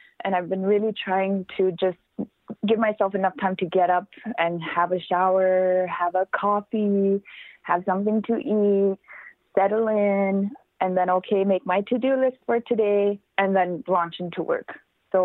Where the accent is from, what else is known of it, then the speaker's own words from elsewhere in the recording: Baker Lake, Nunavut, Canada; be in my hometown, be in Baker Lake